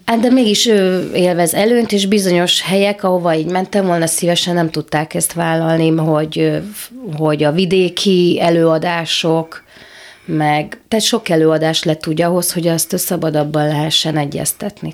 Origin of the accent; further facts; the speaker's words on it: Subotica, Vojvodina, Serbia; also born or lived in Szeged, Hungary / Bordány, Hungary; Én itt születtem, itt éltem